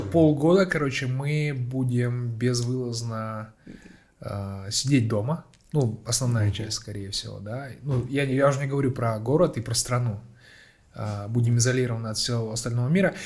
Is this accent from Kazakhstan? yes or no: yes; Petropavl, North Kazakhstan Region, Kazakhstan; я сам просто родом из Петропавловска, да. с, я сам самого севера Казахстана